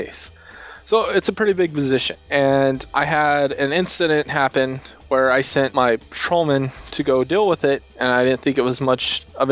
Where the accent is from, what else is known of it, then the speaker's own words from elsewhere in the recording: Texas, United States; I want to grow my state and help make my state more... We're already the greatest state ever